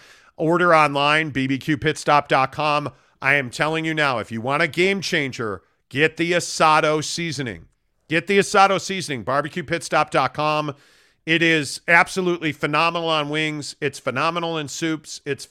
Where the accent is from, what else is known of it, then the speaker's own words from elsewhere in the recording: Chicago, Illinois, United States; I grew up in Chicago. I covered that team. I never heard that.